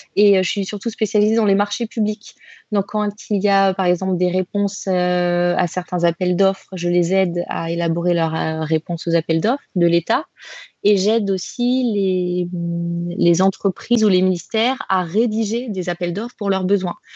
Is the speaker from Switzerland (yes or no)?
no; Grenoble, Auvergne-Rhône-Alpes, France; moved away as an adult; now in Paris, France; je suis originaire de Grenoble, voilà, d'un petit village en montagne, et je suis maintenant sur Paris depuis bientôt 5 ans